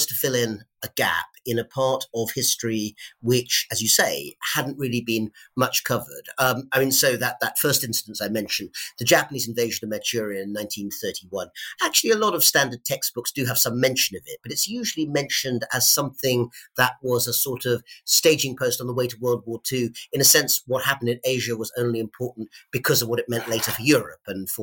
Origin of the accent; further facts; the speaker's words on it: United Kingdom; growing up in Britain in the late 80s, early 90s